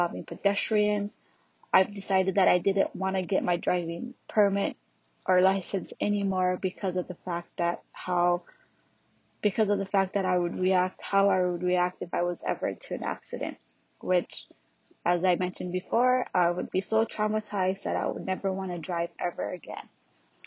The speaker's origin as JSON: {"language": "English", "region": "Hawaii", "country": "United States", "tie": "born or raised there", "also_born_or_lived": "California", "said": "I was born in California and raised in Hawaii."}